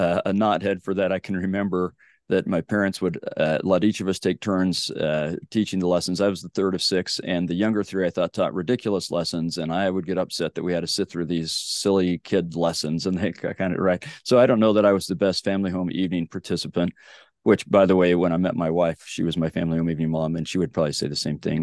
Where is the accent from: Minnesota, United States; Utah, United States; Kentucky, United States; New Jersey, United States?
Utah, United States; Sandy; So I grew up in Sandy, Utah.